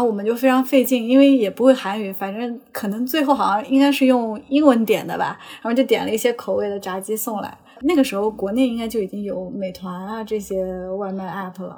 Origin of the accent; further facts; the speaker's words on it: China; moved away as an adult; also born or lived in United States; 作为中国人